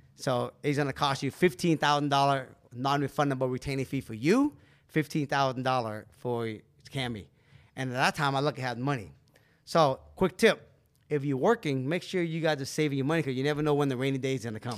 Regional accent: Seattle, Washington, United States; also born or lived in California; we grew up in Seattle

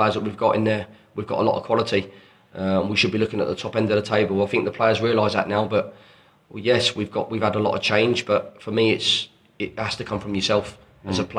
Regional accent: Watford, East of England, United Kingdom; Watford, again, my hometown that I grew up with.

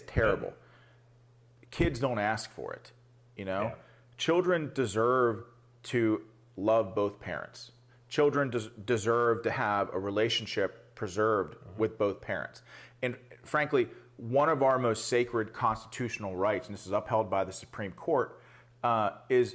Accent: Pittsburgh, Pennsylvania, United States; I'm from Pittsburgh

